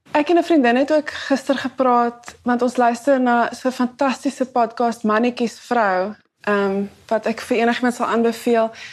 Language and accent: Afrikaans; Cape Town, Western Cape, South Africa; ek het net groot geword in die Kaapse voorstede my hele lewe